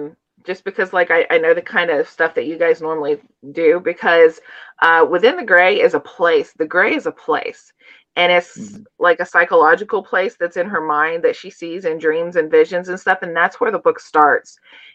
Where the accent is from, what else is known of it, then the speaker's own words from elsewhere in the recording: Appalachia, United States; as well as kind of growing up in Appalachia out on a farm, mm-hmm. and not really feeling like I belonged and kind of getting out of that.